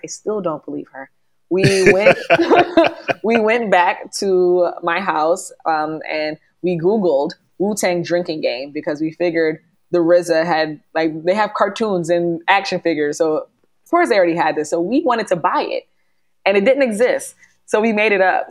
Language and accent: English; New York, United States; because we're Northeasterners and I'm a New Yorker